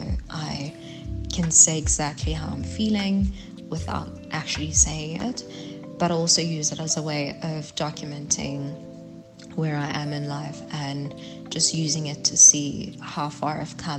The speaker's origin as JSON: {"language": "English", "town": "Johannesburg", "region": "Gauteng", "country": "South Africa", "lives_now": "Pretoria, South Africa", "said": "I'm originally from Johannesburg, but I'm currently residing in Pretoria, and I have been for quite some time."}